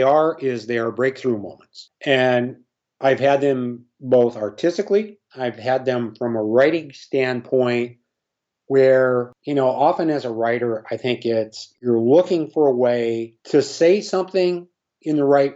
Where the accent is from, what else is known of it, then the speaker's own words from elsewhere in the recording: Minnesota, United States; growing up in Minnesota, I had a Harmon Killebrew poster